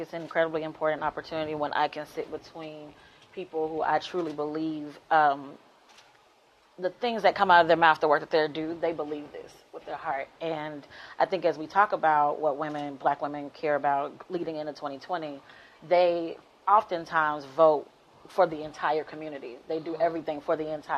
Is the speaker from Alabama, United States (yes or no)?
yes; Birmingham, Alabama, United States; also born or lived in Berea, Kentucky; I grew up in Birmingham, Alabama